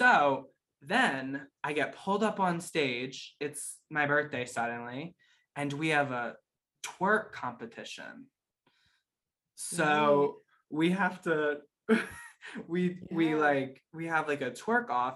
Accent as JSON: {"language": "English", "town": "Pittsburgh", "region": "Pennsylvania", "country": "United States"}